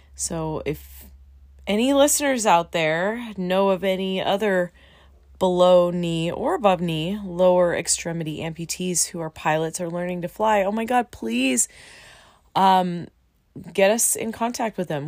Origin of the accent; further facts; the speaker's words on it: Southern California, United States; we're both from Southern California and we live in a little town called Menifee